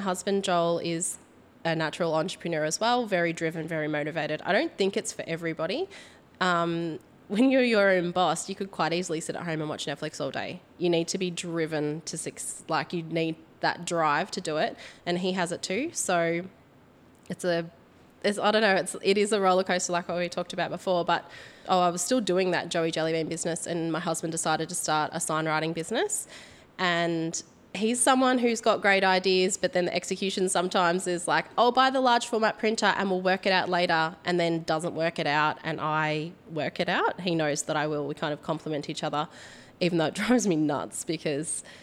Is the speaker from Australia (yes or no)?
yes; Port Fairy, Victoria, Australia; also born or lived in Warracknabeal; I grew up in Port Fairy, which is a small country town